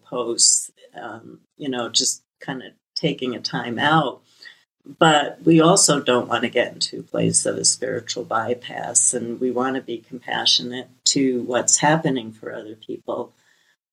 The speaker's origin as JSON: {"language": "English", "town": "New York City", "region": "New York", "country": "United States", "tie": "born or raised there", "said": "I come from Brooklyn, an immigrant family, just an amazing amount of tragedy"}